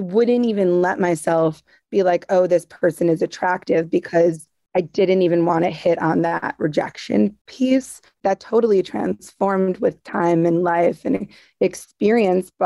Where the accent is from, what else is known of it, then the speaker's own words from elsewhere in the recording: Long Island, New York, United States; when I was young, growing up in Long Island